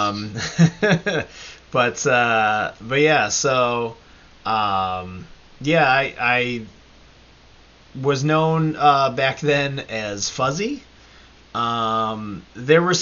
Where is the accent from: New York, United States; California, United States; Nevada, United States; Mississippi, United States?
New York, United States; Batavia; now in Syracuse, United States; we grew up in Batavia together